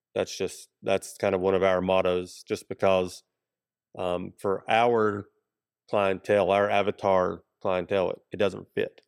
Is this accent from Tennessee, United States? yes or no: yes; Kingsport, Tennessee, United States; now in Johnson City, United States; I grew up in Kingsport